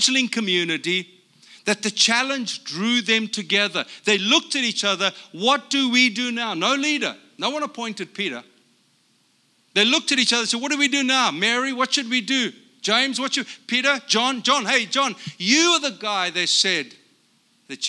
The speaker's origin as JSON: {"language": "English", "country": "South Africa", "also_born_or_lived": "Brea, California", "moved": "as an adult", "lives_now": "United States", "said": "I'm from South Africa"}